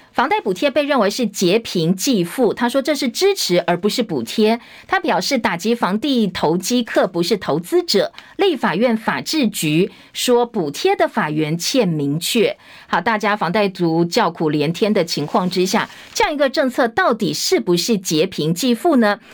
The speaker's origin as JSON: {"language": "Chinese", "country": "Taiwan", "said": "所以我们国科会现在也要花钱来发展出台湾版本的 ChatGPT"}